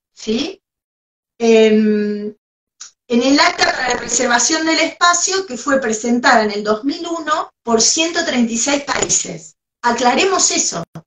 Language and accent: Spanish; Argentina; somos argentinos